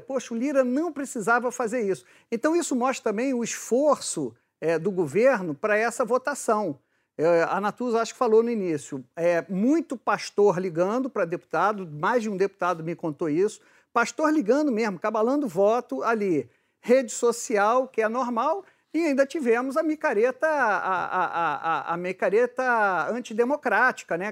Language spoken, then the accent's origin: Portuguese; Rio de Janeiro, Brazil; eu sou do Rio de Janeiro e já fui repórter de polícia